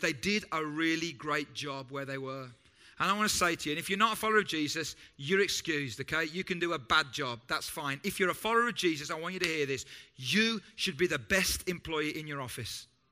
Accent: United Kingdom; we know that we're British and we're different from other English speaking cultures

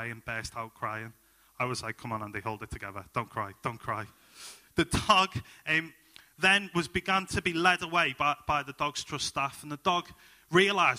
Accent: Liverpool, North West England, United Kingdom; moved away as an adult; now in Halesowen, United Kingdom; I'm originally from Liverpool. My wife and I, we moved into Halesowen in the past 12 months

